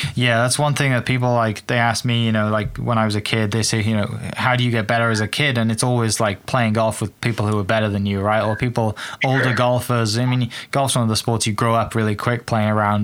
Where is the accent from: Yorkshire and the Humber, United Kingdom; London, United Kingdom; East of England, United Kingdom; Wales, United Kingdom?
Wales, United Kingdom; moved away; some of the golf courses I grew up playing back in Wales